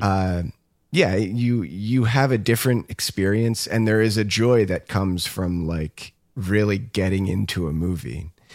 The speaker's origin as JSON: {"language": "English", "country": "United States", "said": "what we are used to as American, you know, moviegoers."}